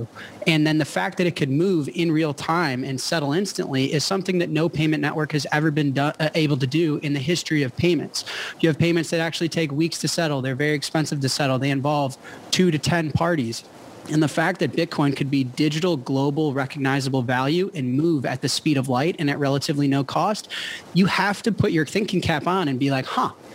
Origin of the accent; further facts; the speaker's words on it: United States; I'm an American